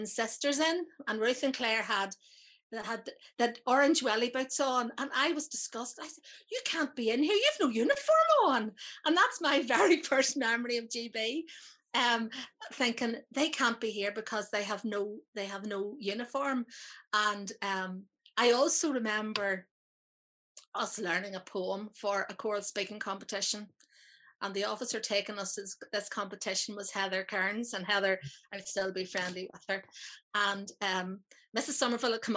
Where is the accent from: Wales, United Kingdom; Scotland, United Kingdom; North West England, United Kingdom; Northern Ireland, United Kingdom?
Northern Ireland, United Kingdom; Knocknamuckley; that's where I've always been, and it's very much home